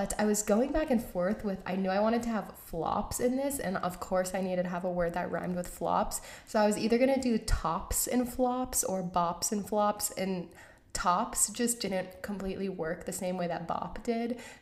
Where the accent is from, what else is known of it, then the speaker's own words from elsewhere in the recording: Georgia, United States; moved away; I am from Georgia, I'm from the South